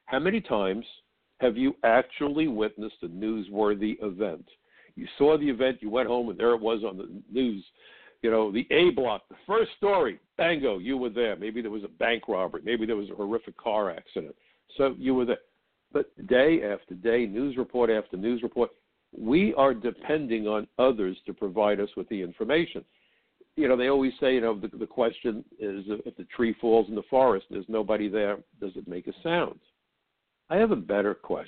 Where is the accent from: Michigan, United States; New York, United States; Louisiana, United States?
New York, United States; New York City; my hometown, New York City